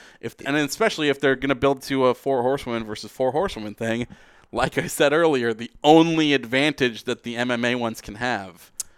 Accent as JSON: {"language": "English", "country": "Canada", "said": "I'm a Canadian hockey fan"}